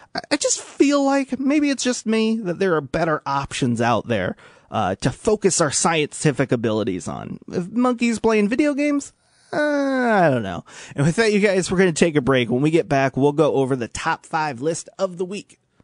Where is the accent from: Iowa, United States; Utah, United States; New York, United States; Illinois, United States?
Illinois, United States; Washington; now in Peoria, United States; I grew up in Washington, live in Peoria now